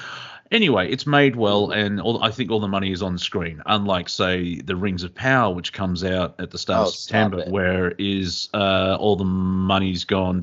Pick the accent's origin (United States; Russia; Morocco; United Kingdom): United Kingdom; England; now in Australia; I was born in England, and I live in Australia